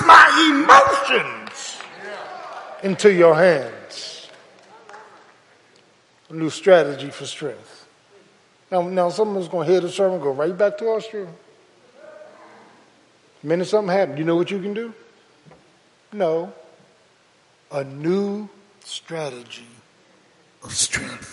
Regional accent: Philadelphia, Pennsylvania, United States; I remember growing up in South Philly

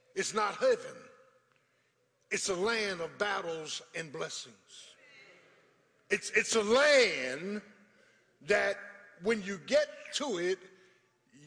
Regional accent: Philadelphia, Pennsylvania, United States; Growing up in South Philly

